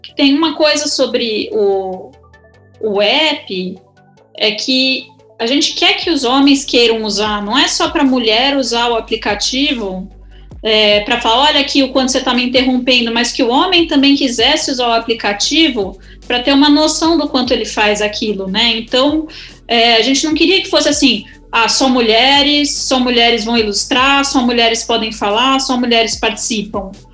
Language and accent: Portuguese; Brazil; aqui no Brasil